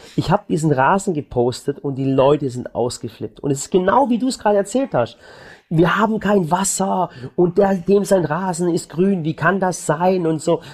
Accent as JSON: {"language": "German", "town": "Balingen", "region": "Baden-Württemberg", "country": "Germany", "lives_now": "Waghäusel, Germany", "said": "Ich komme zum Beispiel von der Schwäbischen Alb. Ich komme aus Balingen."}